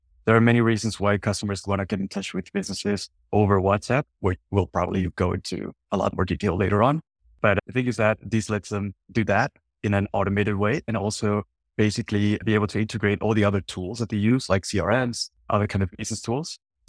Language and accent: English; northern Mexico, Mexico; English is a second language; I'm from Mexico, from the northern parts.